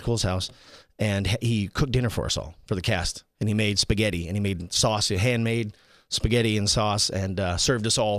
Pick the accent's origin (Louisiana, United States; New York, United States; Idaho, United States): Idaho, United States; Teton Valley; also born or lived in Boise, Idaho; now in Las Vegas, United States; I grew up in the Teton Valley, which is like at the base of the Tetons